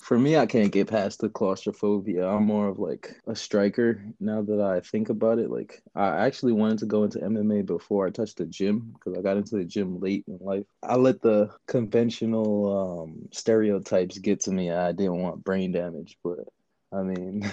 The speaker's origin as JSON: {"language": "English", "town": "New York City", "region": "New York", "country": "United States", "tie": "born or raised there", "also_born_or_lived": "Jersey City, New Jersey", "moved": "yes", "lives_now": "California, United States", "said": "I'm from Queens. Mm. I grew up in Queens."}